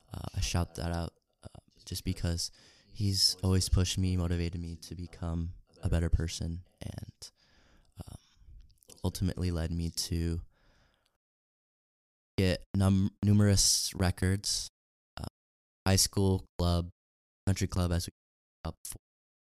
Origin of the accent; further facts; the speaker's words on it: Salt Lake City, Utah, United States; moved away; I'm from Salt Lake City, Utah.